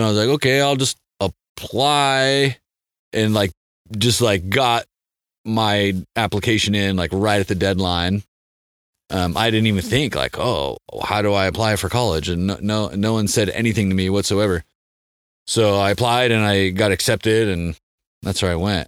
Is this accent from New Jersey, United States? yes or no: no; San Diego, California, United States; also born or lived in Mammoth Lakes, California; I grew up in San Diego